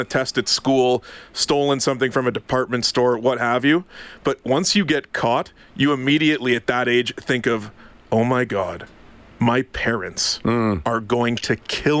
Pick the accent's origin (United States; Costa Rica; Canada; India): Canada; Ottawa, Ontario; Born and raised in Ottawa.